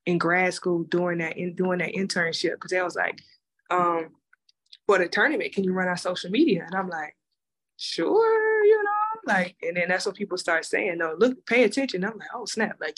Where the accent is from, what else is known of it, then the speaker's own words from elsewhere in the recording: South Carolina, United States; I'm from South Carolina